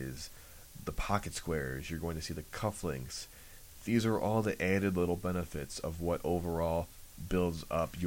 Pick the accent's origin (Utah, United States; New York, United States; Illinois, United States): Illinois, United States; Chicago; I'm from Chicago